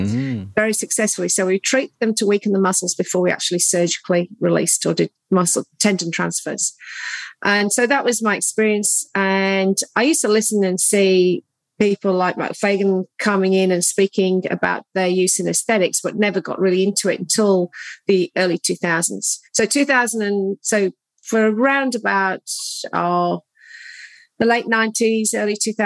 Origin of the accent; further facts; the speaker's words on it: United Kingdom; moved away as an adult; also born or lived in London, United Kingdom; now in Geelong, Australia; my background is I'm British, trained, as you can probably pick from my accent